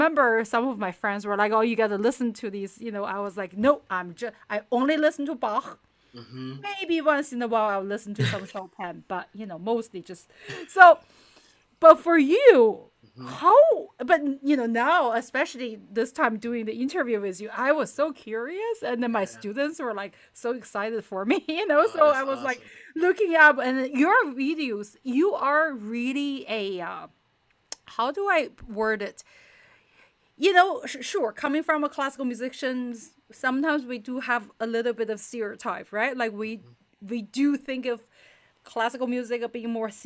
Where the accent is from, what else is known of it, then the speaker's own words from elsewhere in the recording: China; moved away; I grew up in China, so originally